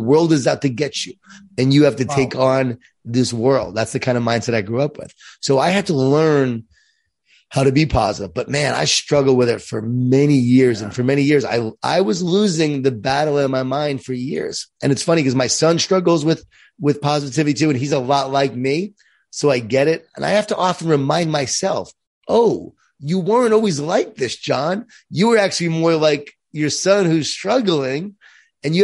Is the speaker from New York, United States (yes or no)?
yes; Long Island, New York, United States; I grew up in Long Island, New York, in a Jewish Italian family. A lot of food, a lot of guilt.